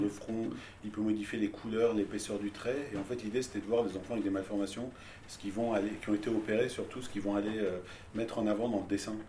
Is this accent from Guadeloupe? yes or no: no; Tehran, Tehran Province, Iran; now in France; j'ai grandi à Téhéran